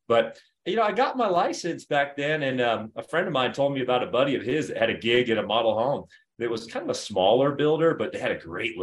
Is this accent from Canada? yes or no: no; Florida, United States; moved away as an adult; also born or lived in Centennial, Colorado; now in Colorado Springs, United States; I was originally from Florida